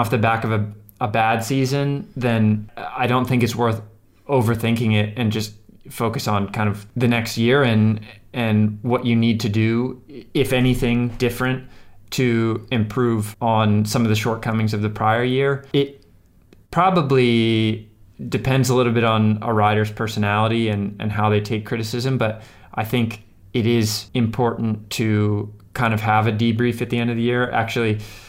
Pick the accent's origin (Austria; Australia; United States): United States; stick out like a sore thumb as an American there.